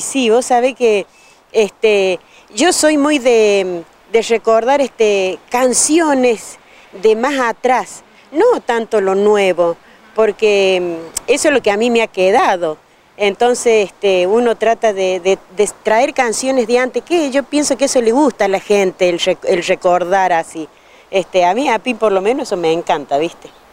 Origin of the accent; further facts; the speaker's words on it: Argentina; soy de aquí del pueblo